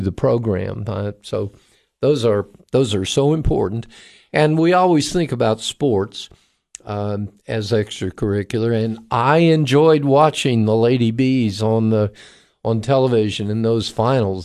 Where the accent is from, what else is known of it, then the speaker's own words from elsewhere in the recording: Cocoa, Florida, United States; moved away; I grew up in Florida and, and, um, graduate of Cocoa High School